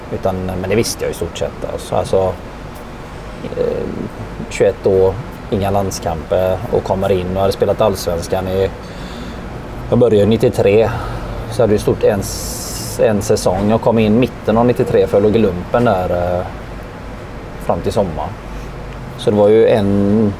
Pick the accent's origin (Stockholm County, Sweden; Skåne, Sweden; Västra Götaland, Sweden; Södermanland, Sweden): Västra Götaland, Sweden; Gothenburg; jag är uppvuxen i, i Biskopsgården här på Hisingen